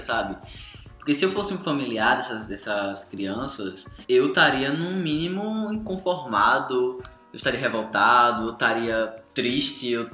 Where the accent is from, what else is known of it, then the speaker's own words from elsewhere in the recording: Brazil; nós brasileiros